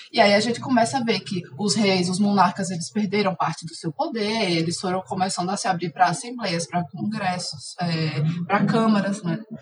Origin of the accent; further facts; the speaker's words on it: Alagoas, Brazil; moved away as an adult; now in Belo Horizonte, Brazil; eu sou alagoana, mas atualmente eu moro em Belo Horizonte